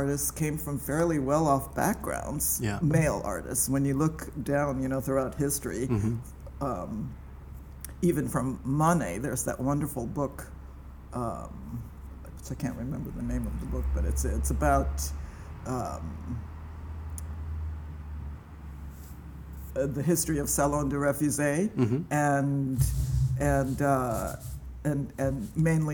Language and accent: English; Tokyo, Japan; moved away as an adult; also born or lived in Los Angeles, United States; now in New York City, United States; I grew up in Tokyo